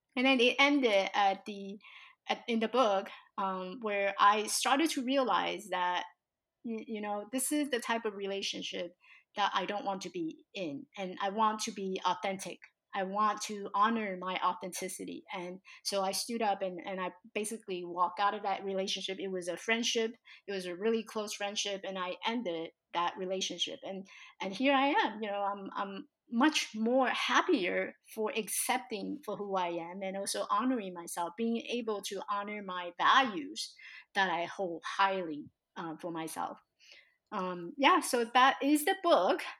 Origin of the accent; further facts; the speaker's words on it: Taiwan; now in United States; So I was born in Taiwan, and growing up in this tiny little village with all my relatives